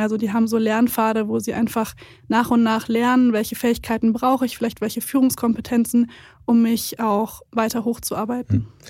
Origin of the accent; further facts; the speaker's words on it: Siegen, North Rhine-Westphalia, Germany; Und ich bin in Siegen aufgewachsen, da gibt es viele Industrieunternehmen.